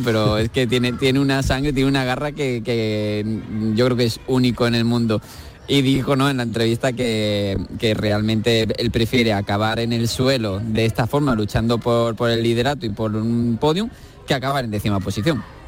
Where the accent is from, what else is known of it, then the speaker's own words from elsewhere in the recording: Andalusia, Spain; como españoles y andaluces